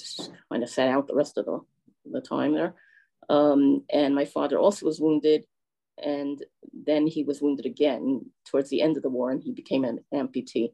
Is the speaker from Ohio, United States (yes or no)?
no; New York, United States; we are originally from New York, first the Bronx and then Manhattan